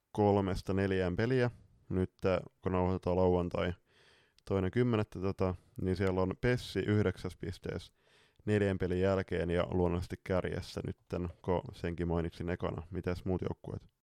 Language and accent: Finnish; northern Finland, Finland; moved away; tuonne pohjoiseen, mistä me ollaan kotoisin pikkuvelen kanssa